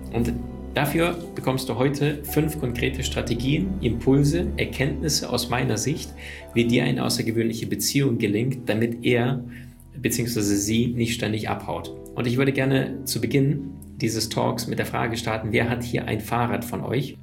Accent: Berlin, Germany; now in Cologne, Germany; ich bin in Berlin aufgewachsen und dann bin ich nach Köln gezogen.

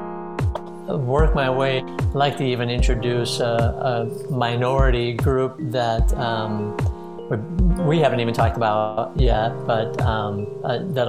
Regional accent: Midwest, United States; moved away as an adult; now in St. Petersburg, United States; I grew up in the Midwest, moved to Florida three years ago, and loving life here in St. Petersburg

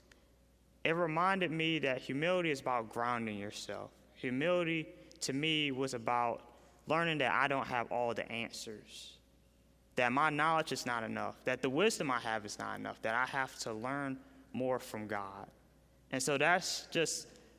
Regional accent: Raleigh, North Carolina, United States; I'm from Raleigh, North Carolina

